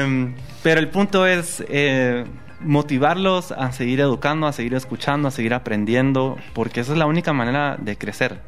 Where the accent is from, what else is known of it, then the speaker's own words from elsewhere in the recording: Guatemala; como guatemaltecos